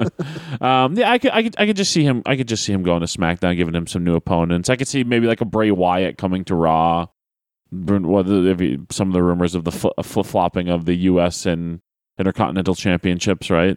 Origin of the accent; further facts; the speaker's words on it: Manchester, New Hampshire, United States; I grew up in Manchester